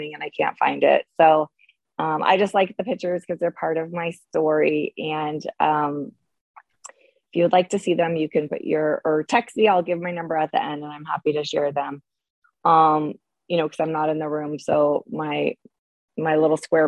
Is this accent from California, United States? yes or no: yes; Bay Area, California, United States; I grew up in the Bay Area